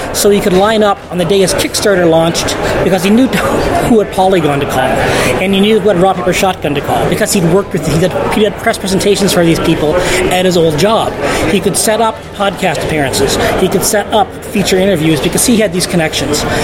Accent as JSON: {"language": "English", "country": "Canada", "tie": "born or raised there", "also_born_or_lived": "United States", "moved": "as an adult", "said": "I am from Canada. I lived in the U.S. for 10 years, and that's where I did most of my games journalism. But I'm born in Canada, and I live there again"}